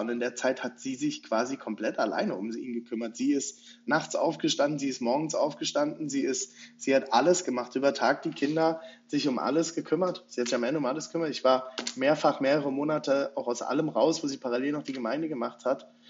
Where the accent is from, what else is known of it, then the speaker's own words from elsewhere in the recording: Rhine-Main area, Germany; moved away as an adult; now in Leipzig, Germany; Ich komme ursprünglich aus dem Rhein-Main-Gebiet, bin mit, mit, meiner Frau vor guten acht Jahren nach Leipzig gezogen